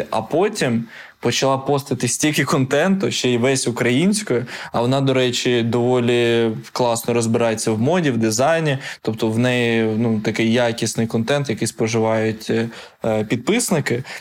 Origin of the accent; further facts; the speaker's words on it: Ukraine; Ні, я з України. Це там, де Європа. Це там, де Дніпро.